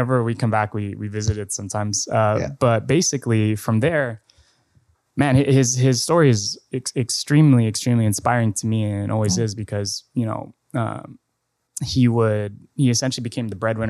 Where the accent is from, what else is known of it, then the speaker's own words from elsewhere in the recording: Mandaluyong, Metro Manila, Philippines; born there; also born or lived in Antipolo; So funny enough, I was born in Mandaluyong. Mm-hmm. I went to Montessori in Antipolo.